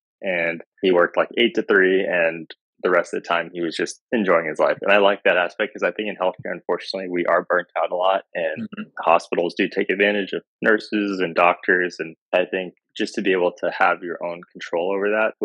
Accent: Houston, Texas, United States; moved away as an adult; also born or lived in Africa; now in Austin, United States; I'm originally from Houston, but I was born in Africa.

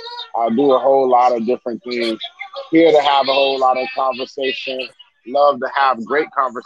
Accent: Miami, Florida, United States; I hail from the 305 in Miami, Florida.

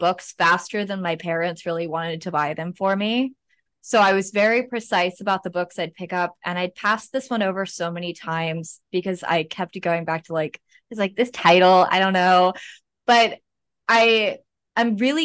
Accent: Rehoboth Beach, Delaware, United States; also born or lived in Maryland; I grew up in Rehoboth Beach, Delaware, but I'm originally from Maryland.

